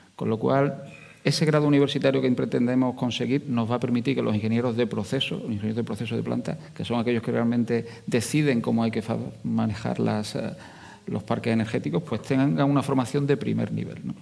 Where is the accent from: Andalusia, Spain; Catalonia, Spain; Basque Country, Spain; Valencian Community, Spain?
Andalusia, Spain; Jaén; now in Huelva, Spain; Yo soy andaluz, eh, soy de Jaén, aunque me he vivido y he trabajado mucho aquí en Huelva